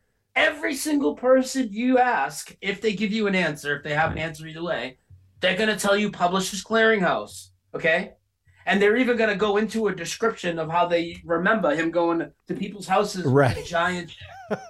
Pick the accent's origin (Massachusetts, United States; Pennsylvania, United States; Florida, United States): Massachusetts, United States; Lowell; moved away as an adult; now in North Carolina, United States; I lived there 42 years. I just moved to North Carolina 2 years ago. I lived in Lowell, Massachusetts, same hometown as Ed McMahon. I lived there my whole life.